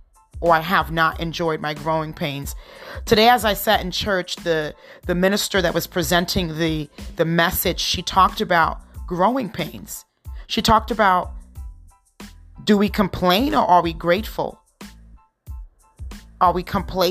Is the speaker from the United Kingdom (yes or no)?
no; Trinidad & Tobago; moved away; I was born in Trinidad. My husband was born here